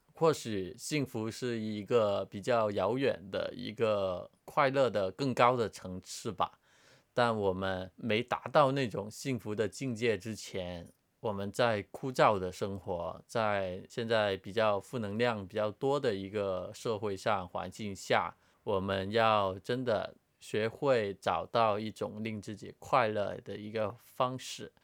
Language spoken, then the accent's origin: Chinese; Hong Kong; 因为我就人生的大部分时间都是在香港嘛，从小到大，一些朋友啊、家人啊都在这里